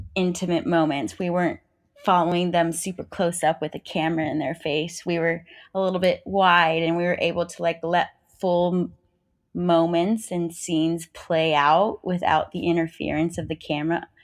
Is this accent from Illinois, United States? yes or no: no; New Mexico, United States; moved away as an adult; now in California, United States; I grew up in New Mexico